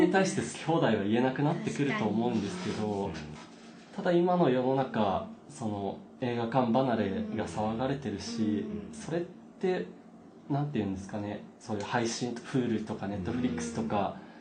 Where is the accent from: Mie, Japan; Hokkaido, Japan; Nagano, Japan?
Nagano, Japan; moved away as an adult; now in Tokyo, Japan; 長野県っていう田舎で生まれ育って